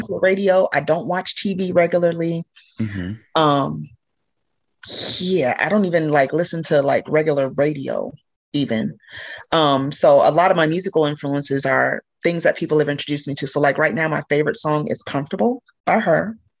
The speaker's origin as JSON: {"language": "English", "town": "Normal", "region": "Illinois", "country": "United States", "tie": "born or raised there", "also_born_or_lived": "Chicago, Illinois", "said": "I spent a good amount of time in Normal. That's where I graduated high school."}